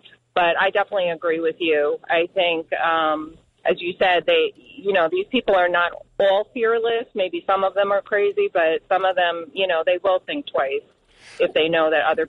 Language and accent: English; New York City, New York, United States; now in Manahawkin, United States; I was born in Manhattan